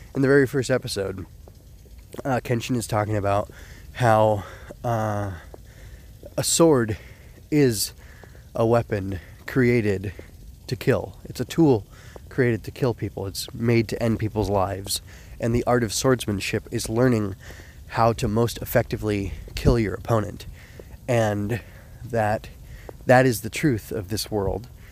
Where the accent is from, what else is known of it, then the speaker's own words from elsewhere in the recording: United States; also born or lived in California; I'm proud of being an American to some extent